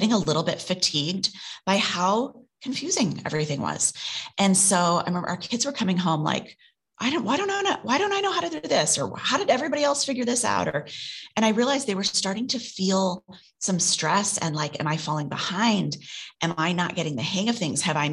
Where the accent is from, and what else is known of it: Midwest, United States; born or raised there; moved away as an adult; now in New York, United States